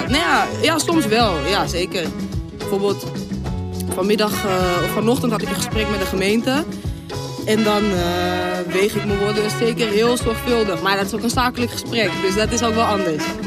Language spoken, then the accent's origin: Dutch; Zaanstad, North Holland, Netherlands; ik ben een Zaankanter.